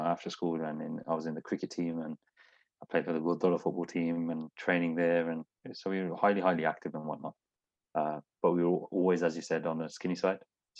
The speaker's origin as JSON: {"language": "English", "town": "Smethwick", "region": "West Midlands", "country": "United Kingdom", "said": "Like I said, it's a multicultural city. Everyone's all good. I'm from Smedic."}